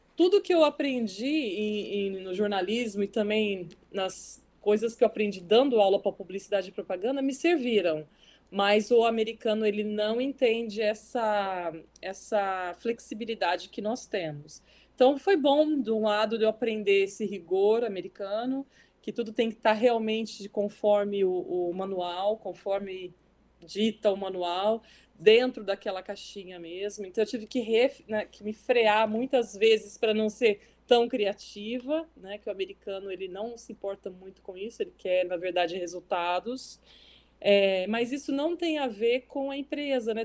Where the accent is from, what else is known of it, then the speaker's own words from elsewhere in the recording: Brazil; moved away as an adult; now in New York, United States; É impossível a gente esquecer toda a cultura. Que bom, né? Que eu trago do Brasil